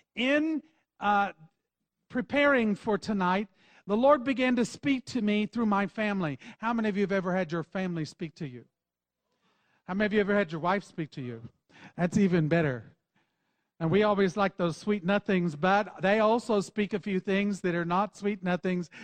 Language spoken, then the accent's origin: English; Texas, United States; accent: Texas slang; we're from Texas, so every once in a while you'll hear that Texas slang come out of us